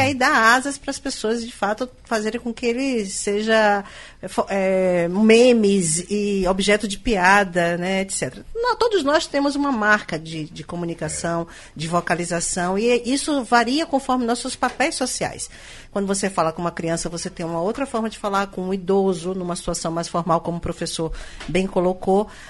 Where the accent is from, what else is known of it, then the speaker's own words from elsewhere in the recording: Northeast Region, Brazil; nós nordestinos